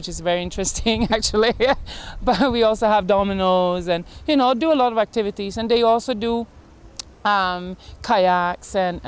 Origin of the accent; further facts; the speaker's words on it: Sweden; moved away as an adult; now in Barbados; I am from Sweden originally. I came here as a tourist